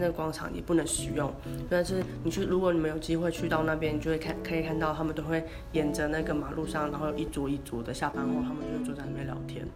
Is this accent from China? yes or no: no; northern Taiwan, Taiwan; 以前我在都市成长的求学的历程中